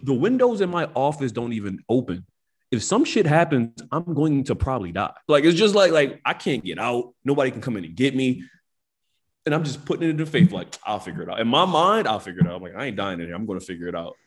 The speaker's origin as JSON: {"language": "English", "town": "Philadelphia", "region": "Pennsylvania", "country": "United States", "tie": "born or raised there", "said": "growing up in North Philadelphia my whole life"}